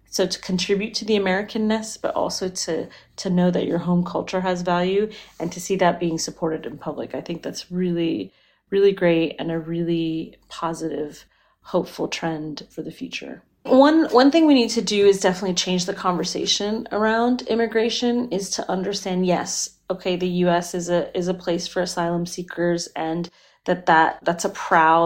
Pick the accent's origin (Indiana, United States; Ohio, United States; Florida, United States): Florida, United States; When I was a kid, I grew up in Florida and I was the child of Indian immigrants to the United States.